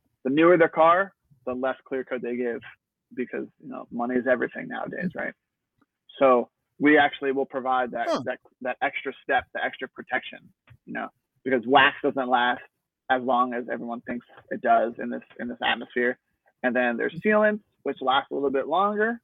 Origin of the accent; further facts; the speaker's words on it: New Jersey, United States; moved away; I'm originally from New Jersey